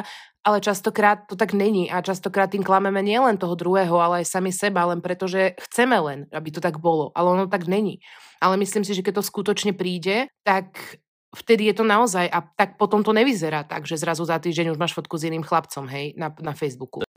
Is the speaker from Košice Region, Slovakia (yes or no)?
no; Pezinok, Bratislava Region, Slovakia; accent: hard (tvrdo) speech; ja teda pochádzam z Pezinka, kde sa od malička proste vyprávalo, alebo hovorilo celkom tvrdo